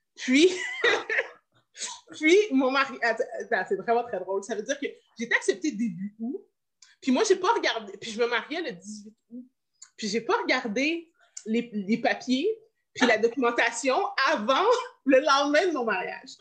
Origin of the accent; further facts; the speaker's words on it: Montreal, Quebec, Canada; je viens de Montréal